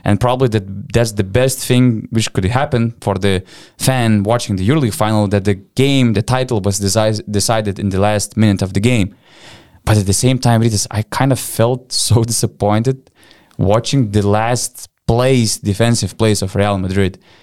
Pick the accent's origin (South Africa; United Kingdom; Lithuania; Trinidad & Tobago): Lithuania; Panevėžys, Panevėžys County; born or raised there